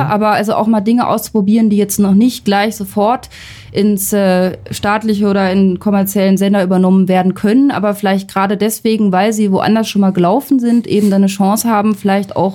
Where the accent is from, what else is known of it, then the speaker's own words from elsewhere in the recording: Northern Germany, Germany; ich komme ich komm, ich komm aus dem Norden, ja. Also da, ja. dagegen ist Berlin halt echt total luxuriös mit Radiosendern ausgestattet.